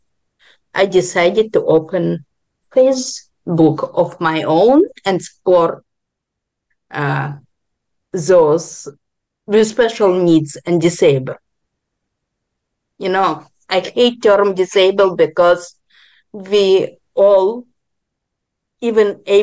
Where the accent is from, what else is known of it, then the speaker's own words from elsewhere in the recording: Israel; also born or lived in Ukraine; now in Vancouver, Canada; I was born in Ukraine, grew up in Israel. Now I'm living in Canada, Vancouver